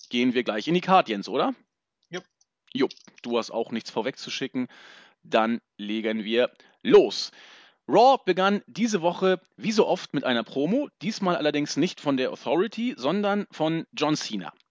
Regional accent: Northern Germany, Germany; Im Norden Deutschlands, da wo ich herkomme, heute richtig gut, fast 20 Grad.

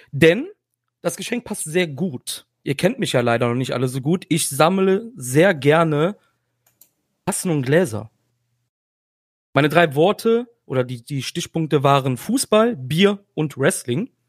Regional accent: Cologne, North Rhine-Westphalia, Germany; Und ich komme aus Köln.

